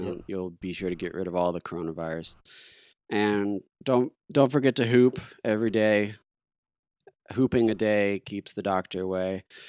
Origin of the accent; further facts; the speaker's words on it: Oklahoma City, Oklahoma, United States; we're from Oklahoma City